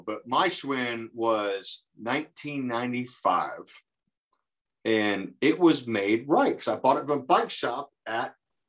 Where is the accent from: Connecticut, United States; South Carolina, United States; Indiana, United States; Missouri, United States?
Indiana, United States; I'm from Indiana.